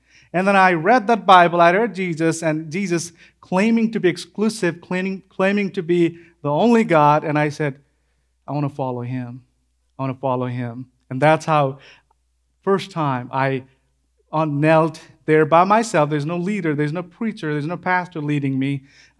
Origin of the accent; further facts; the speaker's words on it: Nepal; I grew up in Assam, that's the far western part of Nepal, the furthest part, undeveloped part in Nepal. That's Assam, that's my place.